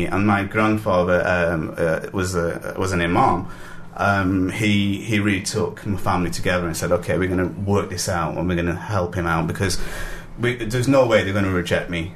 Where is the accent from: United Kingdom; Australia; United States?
United Kingdom; I was born here. My parents are Pakistani.